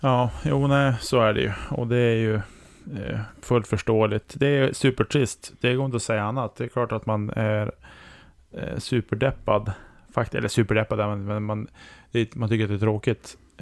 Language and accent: Swedish; Norrland, Sweden; som norrlänning